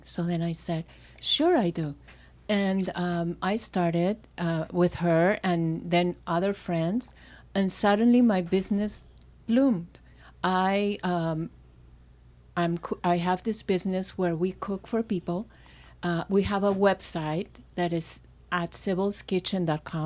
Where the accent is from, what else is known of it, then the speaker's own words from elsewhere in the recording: Lima, Peru; moved away as an adult; also born or lived in London; I grew up in Peru, in Lima